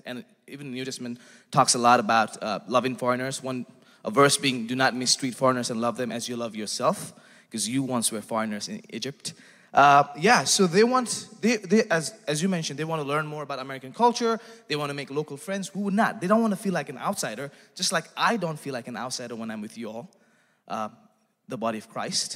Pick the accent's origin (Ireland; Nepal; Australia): Nepal; moved away as an adult; now in Northwest Arkansas, United States; I come from Nepal